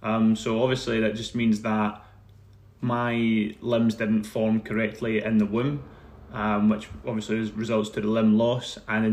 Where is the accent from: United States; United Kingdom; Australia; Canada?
United Kingdom; Paisley, Scotland; On one side of it, it's great, but the reality of that is it can be tough in Paisley. You know, the people can be incredibly nice, but also, like anywhere in the world, it can be a tough place to live. But I found that sort of area that I grew up